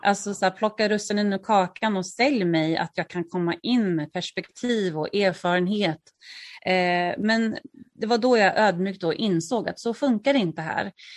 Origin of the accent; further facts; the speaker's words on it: Örebro, Örebro County, Sweden; moved away as an adult; also born or lived in Stockholm; now in Örebro, Sweden; flytta till Örebro som är min hemstad